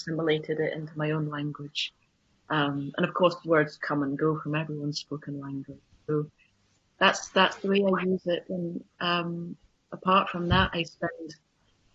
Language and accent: English; England, United Kingdom; now in Shetland, United Kingdom; I'm an English person and I can't speak Shetland